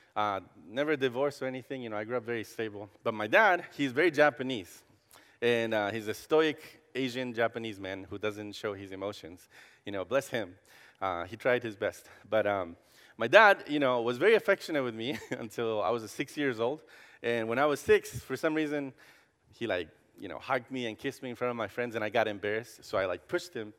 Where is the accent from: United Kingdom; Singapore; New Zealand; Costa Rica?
Costa Rica; English is a second language; now in Columbus, United States; I grew up in Costa Rica